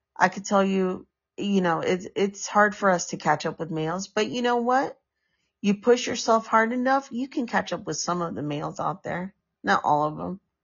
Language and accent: English; San Francisco, California, United States; Specifically, specifically in San Francisco